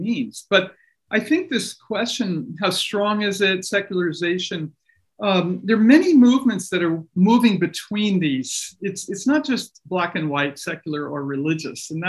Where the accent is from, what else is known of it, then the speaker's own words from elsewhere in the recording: New York City, New York, United States; moved away as an adult; also born or lived in Washington, D.C. / Japan; I grew up in around the New York area, born in New York City